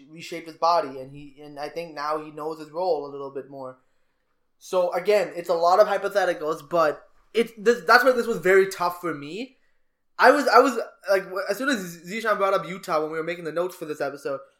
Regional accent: Canada; We're Canadian.

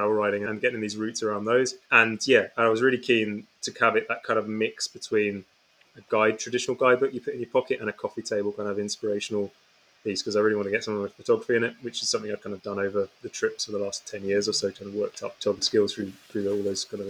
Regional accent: England, United Kingdom; also born or lived in Canada / New Zealand / France; now in Scotland, United Kingdom

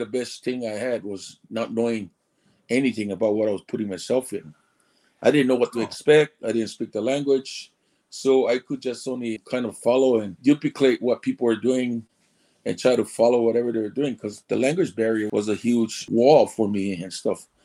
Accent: Hawaii, United States; first language Samoan; English is a second language; moved away as an adult; now in Japan; Born and raised in Hawaii.

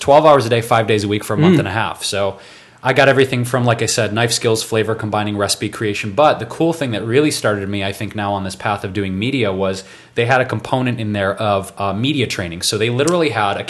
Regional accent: Detroit, Michigan, United States; moved away as an adult; now in California, United States; I moved out from Detroit, where I was born, and came to California in 2005

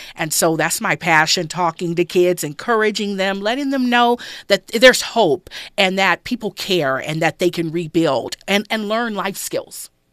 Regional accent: Los Angeles, California, United States; I grew up in South Central Los Angeles

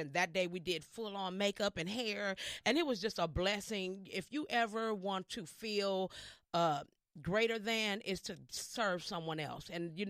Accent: Los Angeles, California, United States; also born or lived in Minneapolis; born and raised in Los Angeles.

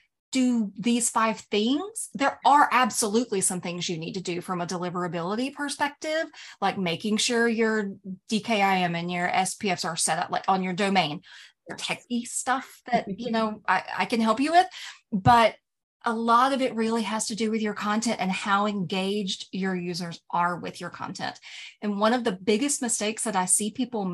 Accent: the South, United States; I'm from the South

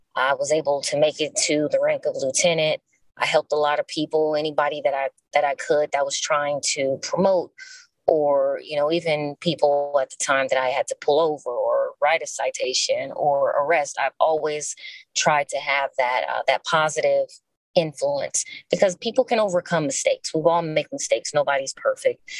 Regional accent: Los Angeles, California, United States; I am born and raised in Los Angeles, California, still here

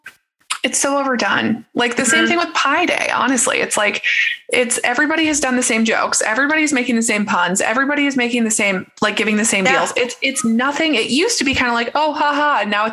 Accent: Ohio, United States; I grew up largely in Ohio. I'm not going to be running around like, yes, I'm Irish

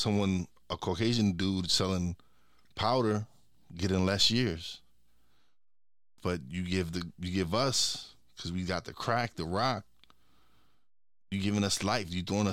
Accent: New York City, New York, United States; I was born and raised in Brooklyn

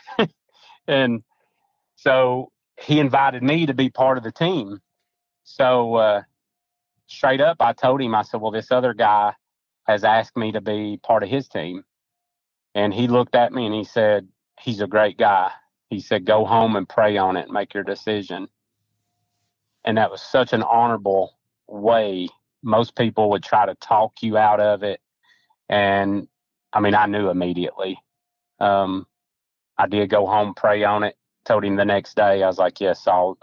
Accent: the South, United States; growing up in the South

